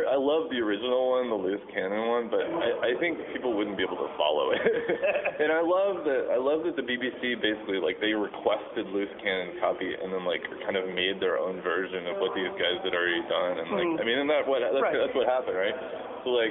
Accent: Dallas, Texas, United States; I grew up in Dallas

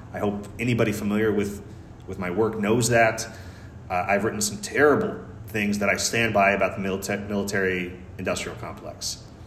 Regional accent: United States; I'm just an American, you know, I'm an American writer

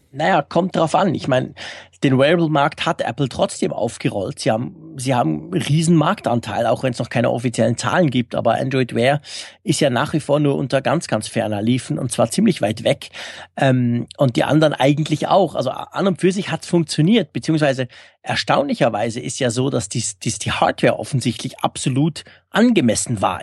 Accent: Switzerland; also born or lived in Bern; wir sind Schweizer

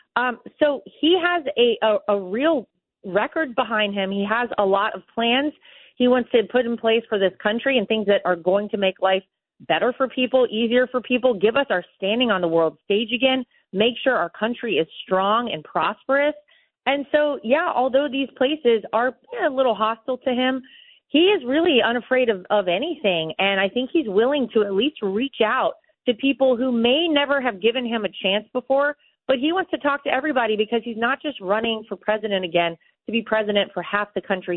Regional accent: North Carolina, United States; moved away; I grew up in North Carolina.

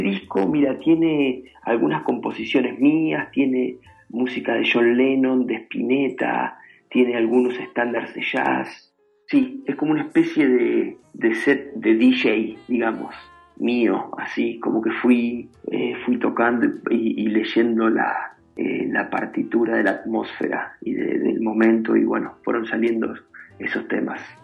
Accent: Venado Tuerto, Santa Fe, Argentina; now in New York, United States; con mi familia, con mis amigos, con mi gente, mi tierra acá, eh, mi ciudad

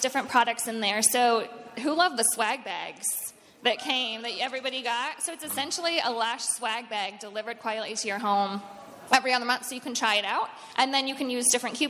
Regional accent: Cleveland, Ohio, United States; moved away as an adult; now in Nashville, United States; I'm from Cleveland, Ohio

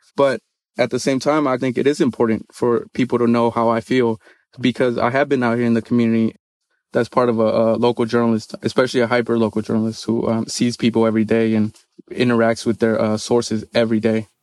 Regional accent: Oakland, California, United States; I grew up in Oakland.

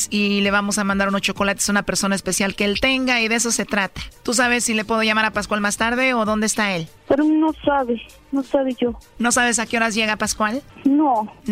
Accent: Guatemala; moved away; yo soy de Guatemala, pero cerca

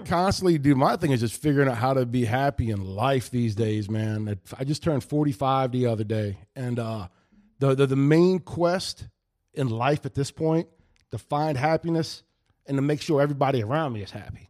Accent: White Oak, United States; Growing up around White Oak

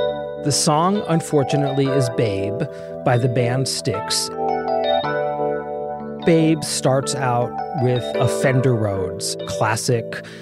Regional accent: right outside Atlantic City, New Jersey, United States; now in Hudson Valley, New York, United States; I grew up in South Jersey, right outside Atlantic City, pre-casino Atlantic City.

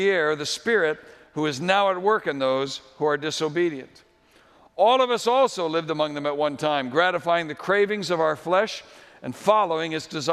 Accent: New England, United States; where I grew up in New England

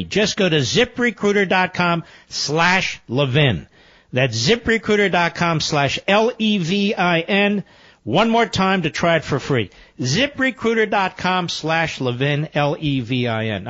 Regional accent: Philadelphia, Pennsylvania, United States; I was born in Philadelphia

